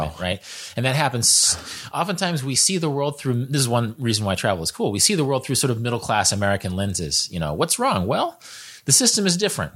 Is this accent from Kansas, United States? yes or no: yes; Kansas, United States; I'm from Kansas. I'm from the Great Plains